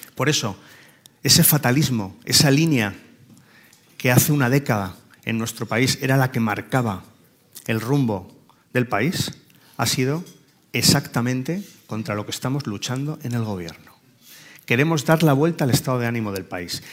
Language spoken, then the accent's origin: Spanish; Spain; como españoles